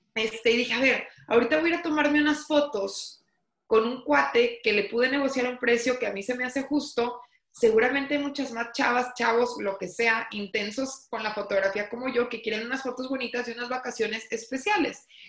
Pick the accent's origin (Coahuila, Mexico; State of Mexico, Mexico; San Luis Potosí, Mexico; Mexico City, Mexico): Coahuila, Mexico; Torreón; soy originaria de Torreón, Coahuila